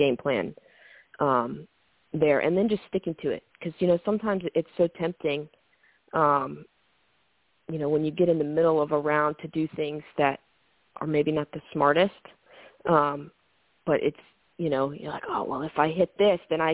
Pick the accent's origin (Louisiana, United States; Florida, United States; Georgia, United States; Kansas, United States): Georgia, United States; growing up in Georgia